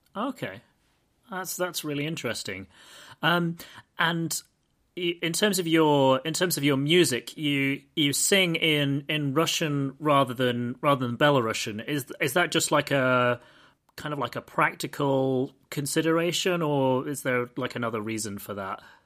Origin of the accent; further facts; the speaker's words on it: United Kingdom; I'm British